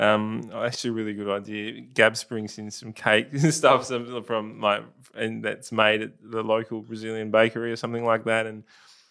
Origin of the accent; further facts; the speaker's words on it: South Australia, Australia; I'm probably one of the very few who are, like, actually South Australian, born and bred in South Australia.